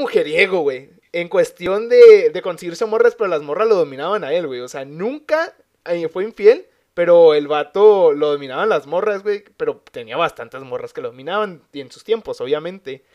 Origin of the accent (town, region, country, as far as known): Mexico